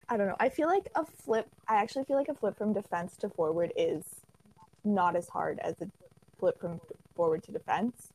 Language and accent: English; just outside of Toronto, Ontario, Canada; I'm from just outside of Toronto